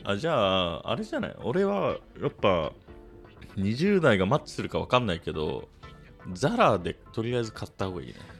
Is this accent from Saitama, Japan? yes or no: yes; Saitama, Japan; 埼玉で育った、田舎者が、おじさんの視点で